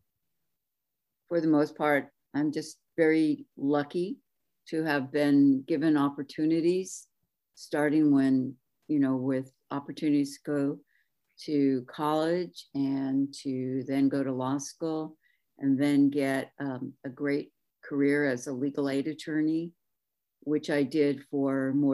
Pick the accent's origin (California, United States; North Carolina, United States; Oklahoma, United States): California, United States; Pico Rivera; now in Oxnard, United States; I grew up in Pico Viejo in San Gabriel Valley, in Pico Rivera.